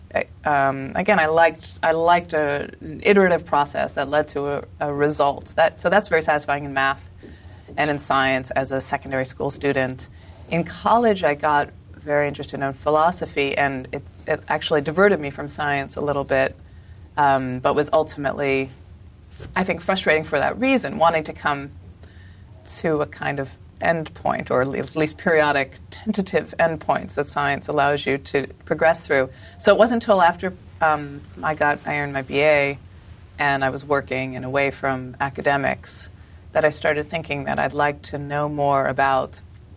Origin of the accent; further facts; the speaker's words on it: Colorado, United States; also born or lived in Philadelphia, Pennsylvania; I mostly grew up in Colorado